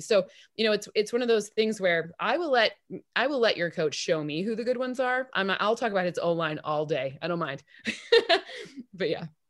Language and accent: English; East Lansing, Michigan, United States; I grew up in East Lansing, Michigan